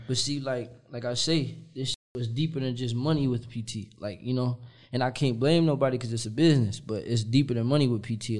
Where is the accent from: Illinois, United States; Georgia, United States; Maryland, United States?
Illinois, United States; Kankakee; also born or lived in Chicago; I'm from Kankakee